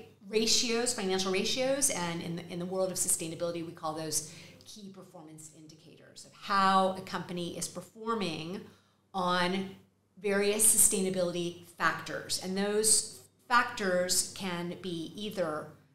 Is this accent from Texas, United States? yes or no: yes; Texas, United States; accent: Texas; moved away as an adult; also born or lived in New York; now in Madrid, Spain; With a Texas accent